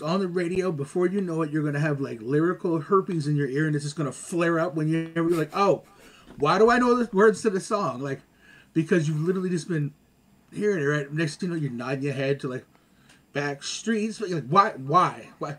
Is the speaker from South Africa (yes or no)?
no; Montreal, Quebec, Canada; also born or lived in Augusta, United States; I grew up here, well, Montreal, the States, like, I mean, Augusta, Georgia, LaSalle, Lachine, like, I've been.